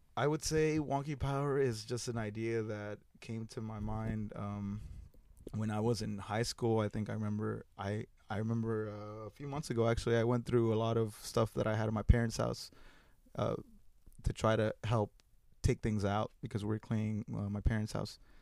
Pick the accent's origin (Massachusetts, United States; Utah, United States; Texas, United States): Texas, United States; Houston; I am from, I was raised in Magnolia, which is near, in, here in the East End